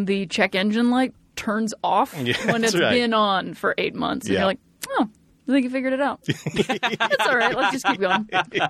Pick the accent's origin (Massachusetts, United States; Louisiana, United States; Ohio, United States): Ohio, United States; I am from Ohio.